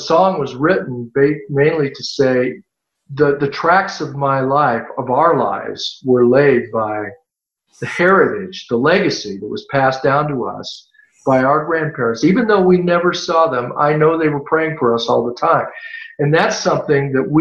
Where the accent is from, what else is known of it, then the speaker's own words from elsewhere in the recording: California, United States; also born or lived in Tennessee; I was born in Tennessee, but I've lived my whole life in California